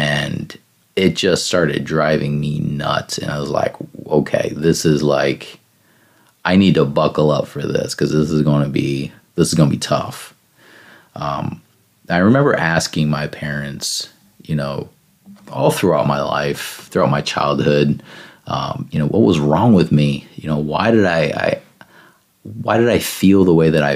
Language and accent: English; Northern Indiana, United States; I'm from Northern Indiana, so I used to have to go to Riley Hospital for Children down in Indianapolis